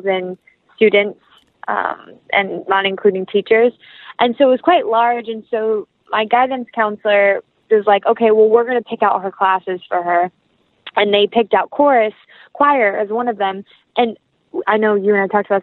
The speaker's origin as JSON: {"language": "English", "region": "the South", "country": "United States", "accent": "country", "said": "I'm from the South, so it takes me one phone call to my best friend, and my country accent is there."}